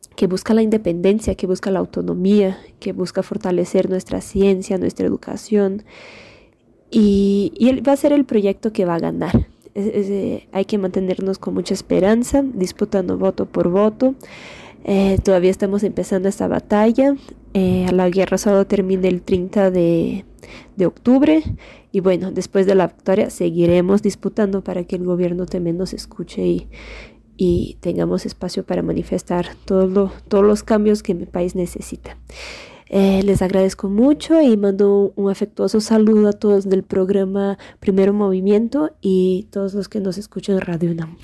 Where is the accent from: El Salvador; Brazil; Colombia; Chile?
Brazil; moved away as an adult; now in Mexico; soy abogada brasileña, estudiante de la UNAM